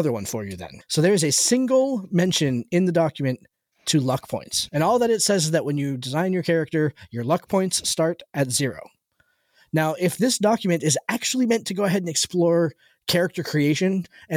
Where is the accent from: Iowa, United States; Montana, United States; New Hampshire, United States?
New Hampshire, United States; Mount Washington Valley; now in Maine, United States; I grew up in the Mount Washington Valley